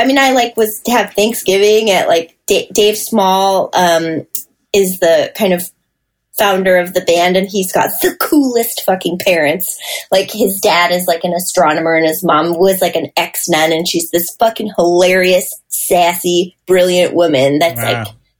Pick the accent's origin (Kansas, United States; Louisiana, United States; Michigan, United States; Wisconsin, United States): Michigan, United States; because he grew up out here and like I was from Michigan